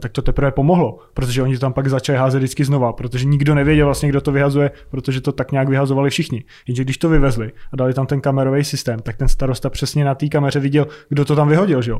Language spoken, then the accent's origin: Czech; Prague, Czechia; z Prahy, z Česka